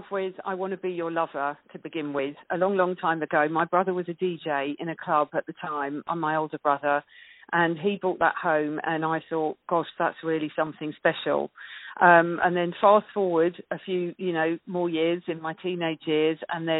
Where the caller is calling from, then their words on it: Lancing, South East England, United Kingdom; I'm calling you from a place called Lancing in West Sussex.